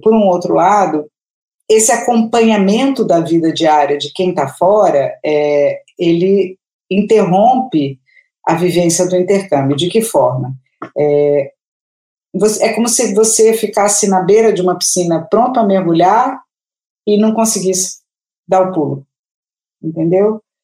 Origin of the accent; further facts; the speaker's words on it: Rio de Janeiro, Brazil; moved away as an adult; now in São Paulo, Brazil; eu sou do Rio, há 17 anos